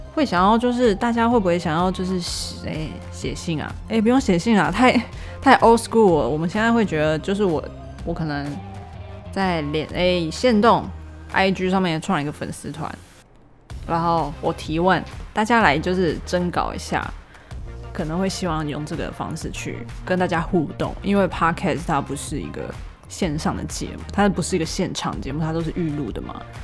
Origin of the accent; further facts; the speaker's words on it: Taipei, Taiwan; also born or lived in Australia; 生活在台北